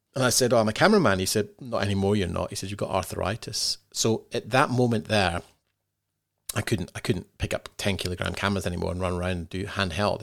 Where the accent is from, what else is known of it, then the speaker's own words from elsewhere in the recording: Scotland, United Kingdom; moved away as an adult; also born or lived in London; now in Australia; growing up in Scotland, and being from the U K, and now living in Australia